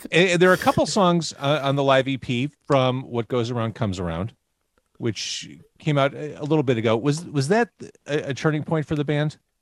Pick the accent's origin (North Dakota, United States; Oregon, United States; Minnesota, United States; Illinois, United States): Illinois, United States; Chicago; I grew up in Chicago